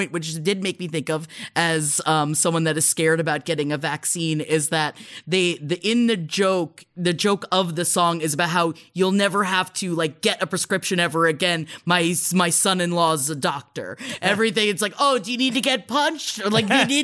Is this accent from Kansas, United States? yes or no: no; New York City, New York, United States; we grew up in Queens